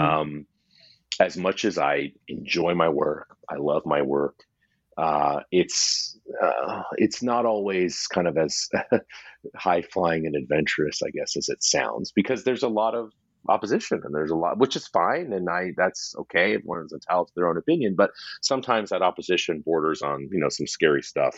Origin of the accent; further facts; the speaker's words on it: West Coast, United States; I'm from the West Coast where that name carries far uh, you know less cachet than the East Coast